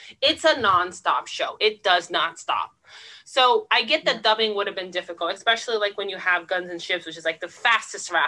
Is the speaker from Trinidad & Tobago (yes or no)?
no; United States; as an American, someone from a different country